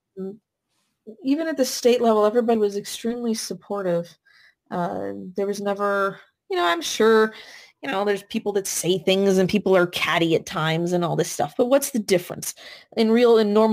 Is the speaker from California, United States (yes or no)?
yes; California, United States; moved away as an adult; also born or lived in East Coast; I grew up in California, so West Coast, came out to school on the East Coast